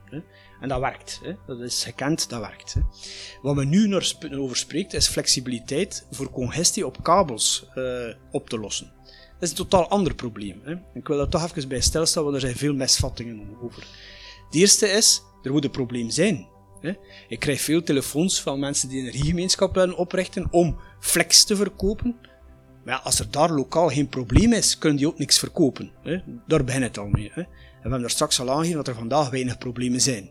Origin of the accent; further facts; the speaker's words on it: Flanders, Belgium; bij ons in Vlaanderen